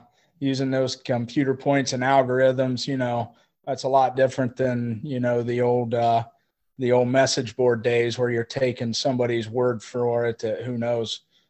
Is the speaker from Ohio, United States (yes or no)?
yes; Rockford, Ohio, United States; also born or lived in Napoleon, Ohio / Covington, Ohio; what my wife and I were used to, you know, at growing up in Rockford and growing up outside of Coldwater.